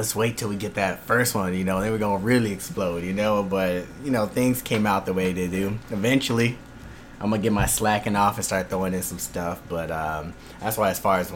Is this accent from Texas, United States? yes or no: yes; El Paso, Texas, United States; now in Houston, United States; I'm from El Paso